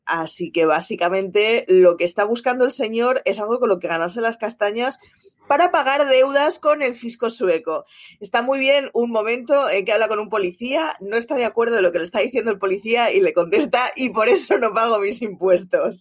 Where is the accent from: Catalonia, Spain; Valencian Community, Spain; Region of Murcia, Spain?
Catalonia, Spain; Barcelona; soy de Barcelona, mis padres son de Euskadi